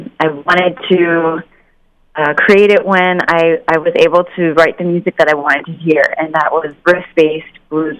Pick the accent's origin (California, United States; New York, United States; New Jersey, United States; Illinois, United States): Illinois, United States; Chicago; also born or lived in Bucharest, Romania; I was born in Bucharest, Romania, and I came to Chicago, America, when I was 3 years old